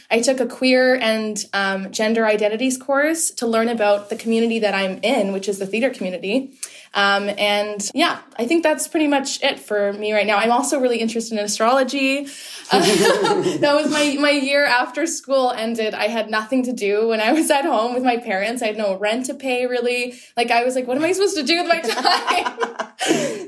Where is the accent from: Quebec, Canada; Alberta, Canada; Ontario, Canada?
Ontario, Canada; Whitby; I am a person from Whitby, Ontario. So I'm and I'm from Ontario